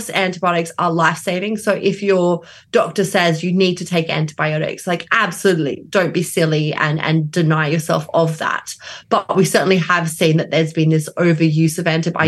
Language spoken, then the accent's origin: English; Australia; now in London, United Kingdom; I am Australian